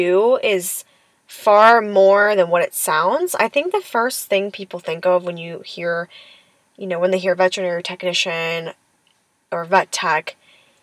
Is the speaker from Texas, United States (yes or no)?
no; Lorain, Ohio, United States; now in Pittsburgh, United States; I'm actually from a very small town in Ohio named Lorain. Lorain is very, very close to Cleveland